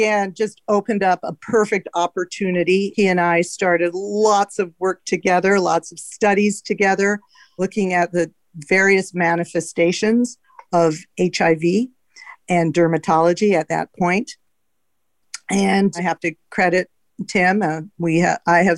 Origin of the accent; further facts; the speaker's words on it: Canada; also born or lived in Los Angeles, United States; now in San Francisco, United States; I'm Canadian, so I went to medical school in Canada